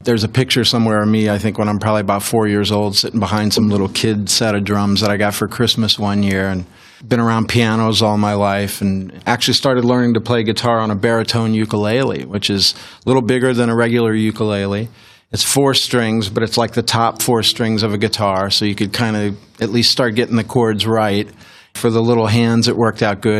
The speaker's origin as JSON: {"language": "English", "town": "St. Louis", "region": "Missouri", "country": "United States", "also_born_or_lived": "San Diego, California", "said": "I'm from St. Louis. I live there pretty much. Well, moved there"}